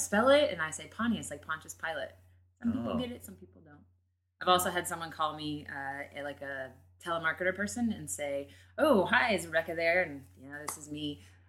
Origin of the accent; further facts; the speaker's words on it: Florida, United States; I'm from Florida.